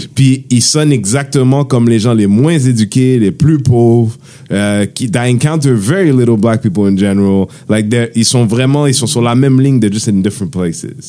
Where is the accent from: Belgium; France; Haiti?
Haiti; on est Haïtien